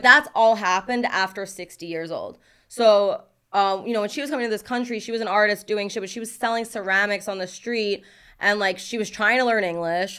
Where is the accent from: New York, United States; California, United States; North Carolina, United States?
New York, United States; New York City; moved away; growing up in Brooklyn, there was a lot of rappers